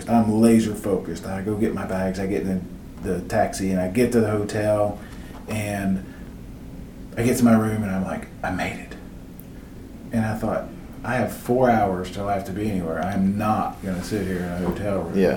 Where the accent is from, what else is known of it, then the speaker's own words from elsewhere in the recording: Chattanooga, Tennessee, United States; Now I'm from Chattanooga